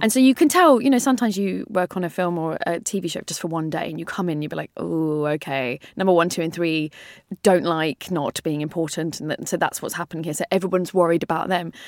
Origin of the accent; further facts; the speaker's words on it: London, United Kingdom; I grew up in North London